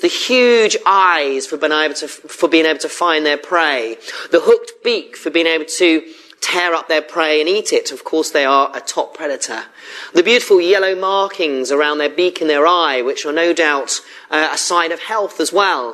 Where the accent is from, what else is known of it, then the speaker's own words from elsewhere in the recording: Surrey, South East England, United Kingdom; moved away as an adult; now in Bristol, United Kingdom; I came to Bristol originally in 1998 as a student, and I came from Surrey